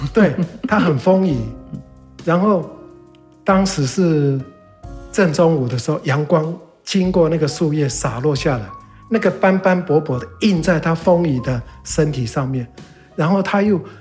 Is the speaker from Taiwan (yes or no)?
yes; Dawu, Taitung County, Taiwan; now in Taitung City, Taiwan; 我从小在大武生医师、长医师，嗯。一直到了后来读书到外地，嗯。一直到当兵完又回到台东